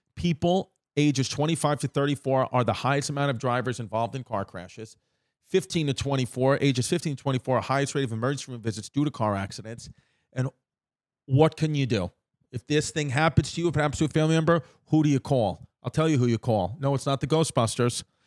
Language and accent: English; New York, United States; It was five train stops away from me, from where I grew up